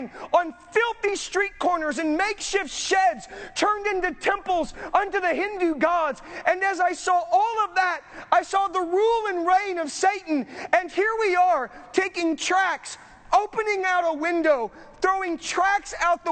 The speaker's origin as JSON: {"language": "English", "region": "Southern California", "country": "United States", "tie": "born or raised there", "lives_now": "Northern California, United States", "said": "I grew up in Southern California."}